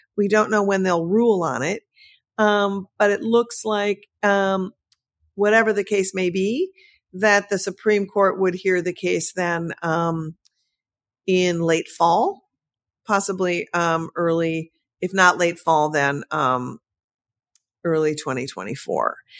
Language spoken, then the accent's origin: English; Midwest, United States; I'm from the Midwest.